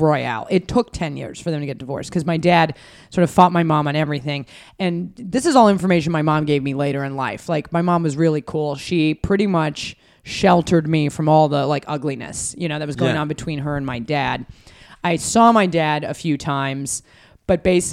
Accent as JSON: {"language": "English", "town": "Reno", "region": "Nevada", "country": "United States", "tie": "born or raised there", "moved": "yes", "lives_now": "New York, United States", "said": "I was born in Reno, raised in Reno."}